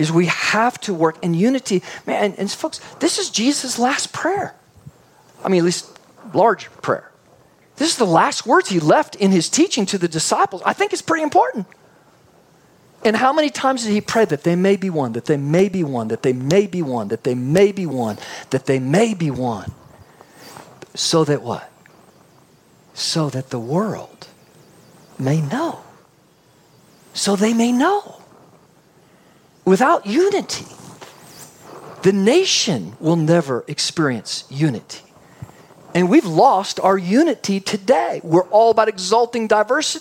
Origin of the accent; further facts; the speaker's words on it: Texas, United States; also born or lived in Canada; then brought back Texas